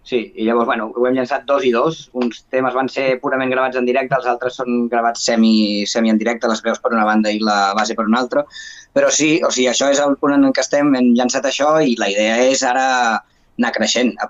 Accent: Gràcia, Catalonia, Spain; jo soc d'aquí de Gràcia

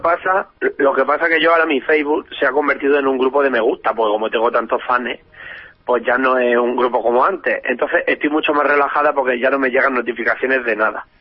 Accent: Region of Murcia, Spain; yo soy murciana

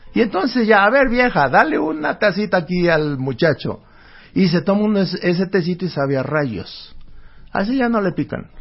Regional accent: El Bajío, Guanajuato, Mexico; en el Bajío, allá donde yo nací, allá por Guanajuato

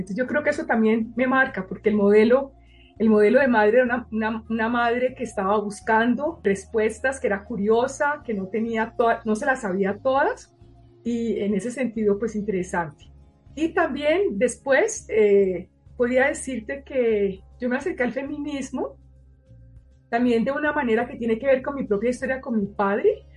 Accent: Colombia; moved away as an adult; also born or lived in Paris, France; yo fuera colombiana

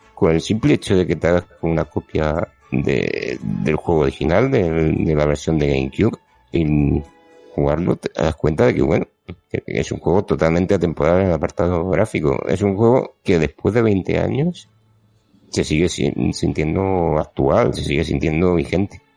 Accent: Region of Murcia, Spain; moved away; Esta vez toca grabar desde mi tierra de nuevo, en Murcia

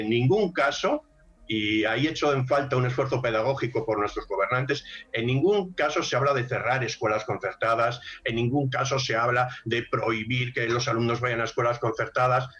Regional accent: Spain

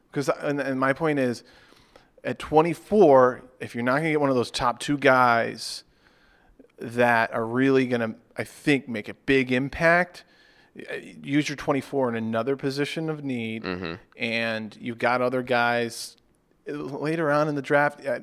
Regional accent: Charlotte, North Carolina, United States; I'm From Charlotte.

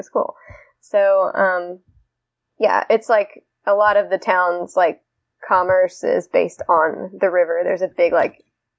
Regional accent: Jeffersonville, Indiana, United States; moved away; I grew up in Jeffersonville, Indiana, which is a suburb of Louisville, Kentucky. It's just on the Indiana side of the Ohio River. So part of its appeal is that you can literally walk to Louisville

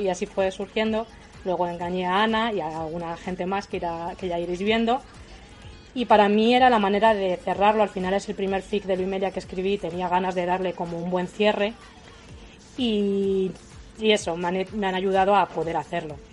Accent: a village in Toledo, Castilla-La Mancha, Spain; now in Madrid, Spain; Soy de un pueblo de Toledo, pero vivo en Madrid.

